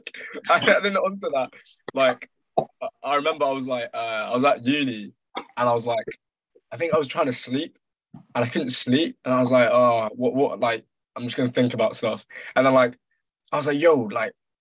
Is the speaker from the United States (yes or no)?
no; Ghana; I'm from Ghana, so my dad just came back from Ghana